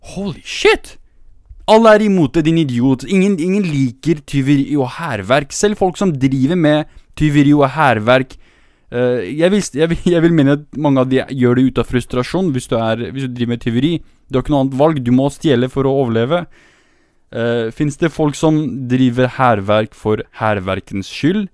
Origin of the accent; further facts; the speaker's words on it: Middle East, Iraqi Kurdistan, Kurdistan Region, Iraq; now in Norway; Jeg er jo fra Midtøsten